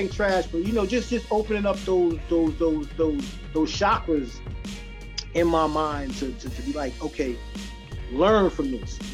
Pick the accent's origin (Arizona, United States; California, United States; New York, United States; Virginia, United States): New York, United States; New York City; also born or lived in Bronx, New York; I'm from Queens, Jamaica, Queens